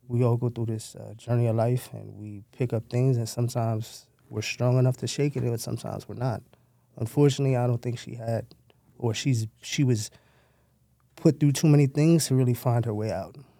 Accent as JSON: {"language": "English", "town": "New York City", "region": "New York", "country": "United States", "tie": "born or raised there", "said": "I was born in Downstate High School in Brooklyn"}